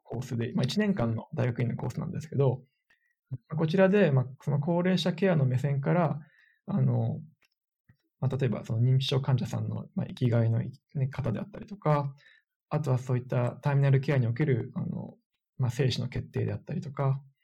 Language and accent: Japanese; Japan; now in Netherlands; 私も当初夏に日本に帰国する予定だった